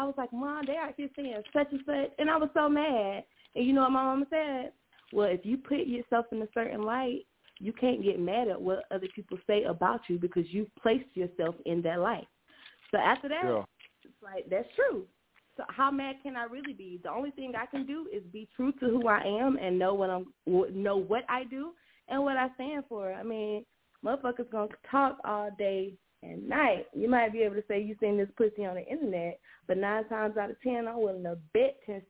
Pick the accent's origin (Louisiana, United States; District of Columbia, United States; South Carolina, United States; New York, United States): South Carolina, United States; I am from South Carolina, so a lot of people down here, you know, this is the Bible Belt.